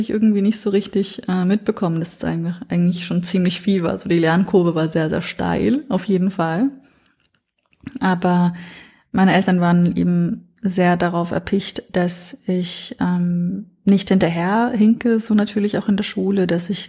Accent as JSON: {"language": "German", "town": "Nuremberg", "region": "Bavaria", "country": "Germany", "tie": "born or raised there", "said": "ich bin in Nürnberg aufgewachsen und das Gefühl dort war sehr oft so, ich, ich gehöre immer zur Minderheit und ich werde immer zur Minderheit gehören."}